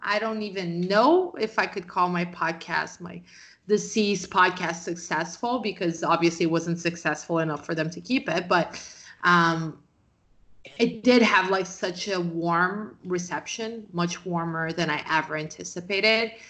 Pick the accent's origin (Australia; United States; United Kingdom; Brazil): Brazil; I'm from Brazil